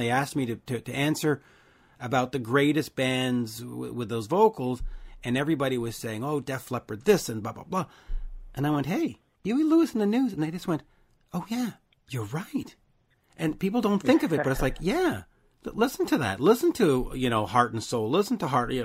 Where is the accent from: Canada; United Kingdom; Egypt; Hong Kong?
Canada; I'm Canadian